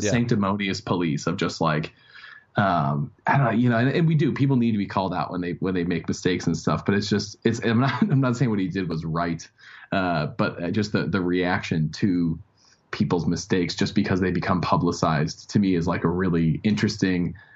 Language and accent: English; Chicago, Illinois, United States; also born or lived in Wheaton, Illinois / Minnesota / Denver; I grew up uh, in the in the the suburbs